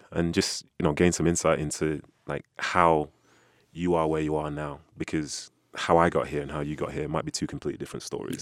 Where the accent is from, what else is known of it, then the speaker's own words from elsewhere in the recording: United Kingdom; I'm a Brit